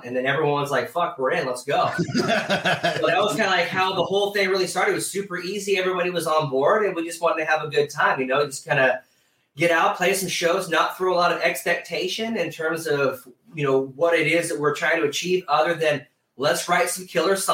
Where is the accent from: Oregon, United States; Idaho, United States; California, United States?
California, United States; Modesto; we're from Modesto, California